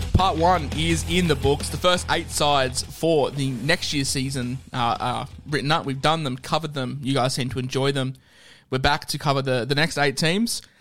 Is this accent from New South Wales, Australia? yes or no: no; Queensland, Australia; as a Queenslander